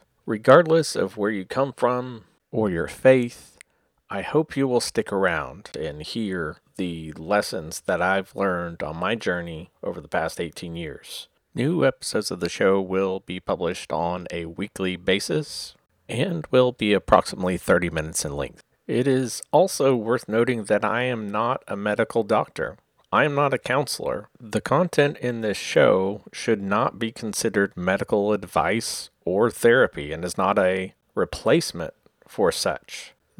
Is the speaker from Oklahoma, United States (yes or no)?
yes; Oklahoma City, Oklahoma, United States; I am a writer from Oklahoma City, Oklahoma.